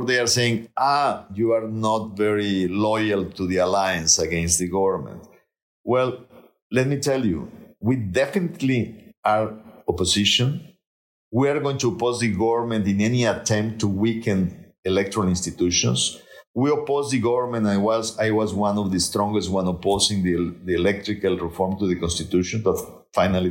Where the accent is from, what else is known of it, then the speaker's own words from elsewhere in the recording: Nuevo León, Mexico; I'm from Nuevo León.